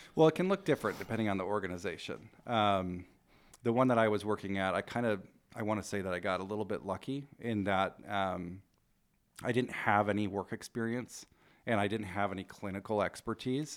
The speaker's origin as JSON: {"language": "English", "area": "Rogue Valley", "region": "Oregon", "country": "United States", "tie": "born or raised there", "also_born_or_lived": "Portland, Oregon", "moved": "as an adult", "lives_now": "Spokane, United States", "said": "I grew up in the Rogue Valley. I spent my twenties in Portland."}